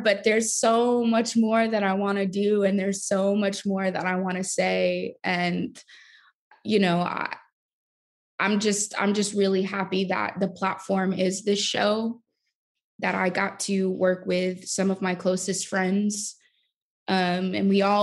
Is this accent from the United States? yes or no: yes; New York City, New York, United States; I'm from Brooklyn. I'm from New York